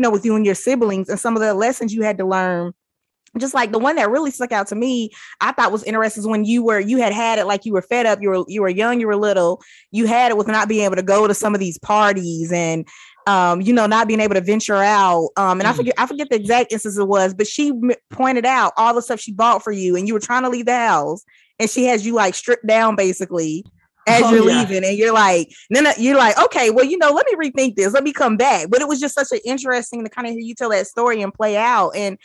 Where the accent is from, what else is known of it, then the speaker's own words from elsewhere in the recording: United States; growing up in America